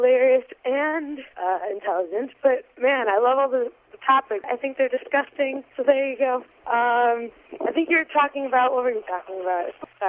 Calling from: Chicago, Illinois, United States; I'm calling from Chicago.

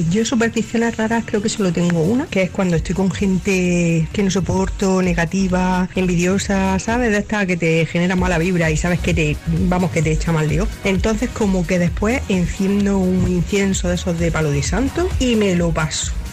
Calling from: Terrassa, Catalonia, Spain; Hola, soy … de Tarrasa.

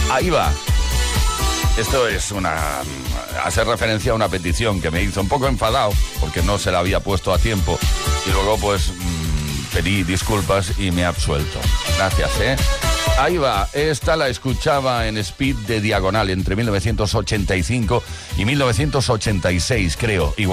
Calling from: Barcelona, Catalonia, Spain; de Barcelona, de nuevo.

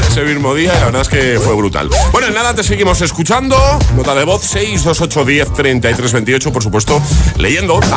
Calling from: Barcelona, Catalonia, Spain; Soy … de Barcelona.

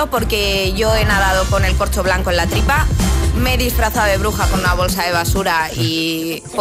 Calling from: Madrid, Community of Madrid, Spain; Hola, agitadores, buenos días. Soy … de Madrid.

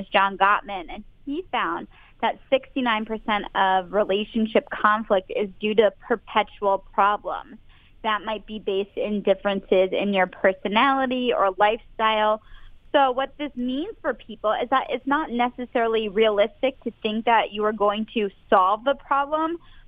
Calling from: Boston, Massachusetts, United States; I'm calling from Boston, Massachusetts.

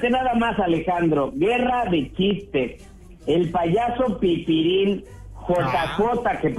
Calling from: Mexicali, Baja California, Mexico; Desde Mexicali, Baja California

